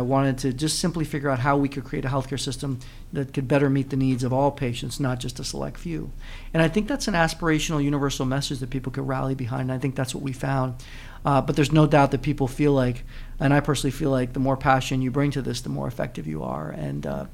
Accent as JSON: {"language": "English", "country": "Puerto Rico", "said": "I'm originally from Puerto Rico, grew up in a bilingual, bicultural home"}